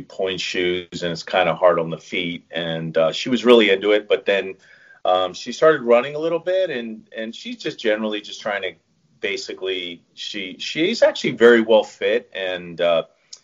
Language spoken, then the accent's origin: English; Chester County, Pennsylvania, United States; moved away as an adult; also born or lived in Miami; I'm originally from the Philadelphia area. I grew up in Chester County, Pennsylvania.